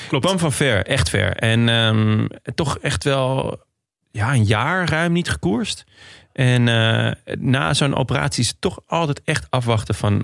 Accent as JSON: {"language": "Dutch", "country": "Netherlands", "said": "als Nederlander"}